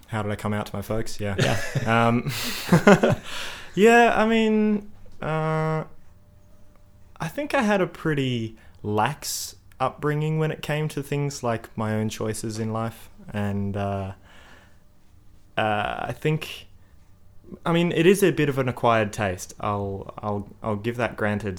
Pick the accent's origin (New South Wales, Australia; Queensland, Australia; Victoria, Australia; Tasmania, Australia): New South Wales, Australia; Sydney; moved away as an adult; also born or lived in Adelaide; now in Melbourne, Australia; I I grew up in Sydney, and when I was about twenty two, I moved over to Adelaide to chase an internship